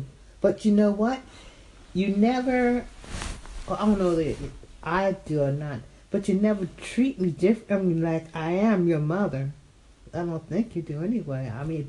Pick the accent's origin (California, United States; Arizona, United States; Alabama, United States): Alabama, United States; I was born and raised in Alabama